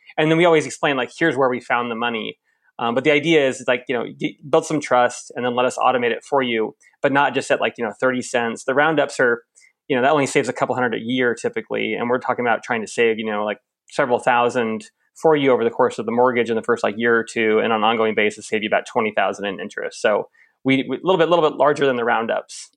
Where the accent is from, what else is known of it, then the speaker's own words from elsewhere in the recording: Lincoln, Nebraska, United States; moved away as an adult; now in Australia; my hometown of Lincoln, Nebraska, right in the dead center Midwest.